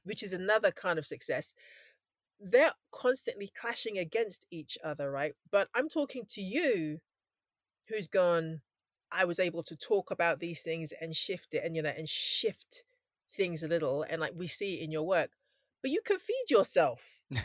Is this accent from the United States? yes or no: no; London, United Kingdom; I grew up in London